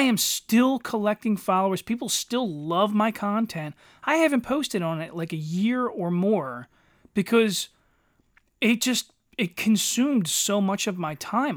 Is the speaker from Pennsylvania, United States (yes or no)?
yes; Eddystone, Pennsylvania, United States; in the nineties, living in Eddystone